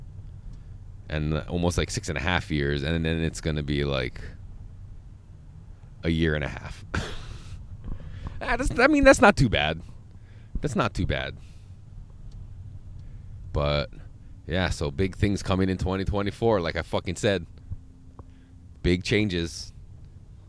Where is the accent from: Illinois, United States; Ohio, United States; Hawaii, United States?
Hawaii, United States; we're kind of all blessed to say that we're from Hawaii